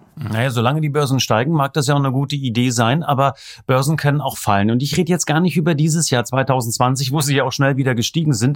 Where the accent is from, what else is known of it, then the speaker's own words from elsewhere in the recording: East Germany, Germany; bin ich im Osten groß geworden